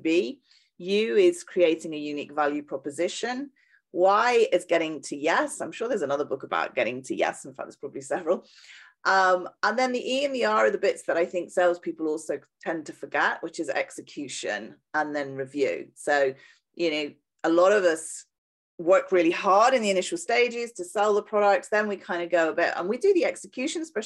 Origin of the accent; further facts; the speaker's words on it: United Kingdom; accent: British; moved away as an adult; also born or lived in south of France; now in France; you can probably tell from my accent, I'm British.